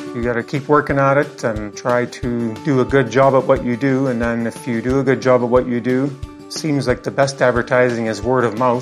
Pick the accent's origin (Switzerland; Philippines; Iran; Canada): Canada; Craik, Saskatchewan; My home is in Craik, Saskatchewan, Canada